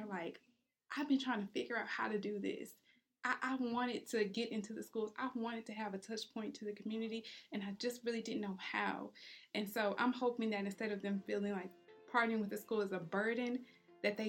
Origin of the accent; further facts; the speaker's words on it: Houston, Texas, United States; also born or lived in Humble, Texas; I grew up in Houston